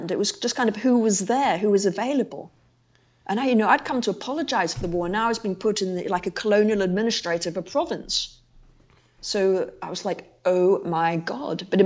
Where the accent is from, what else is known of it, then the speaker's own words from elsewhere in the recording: England, United Kingdom; now in Iraq; I was like … from England, come to volunteer.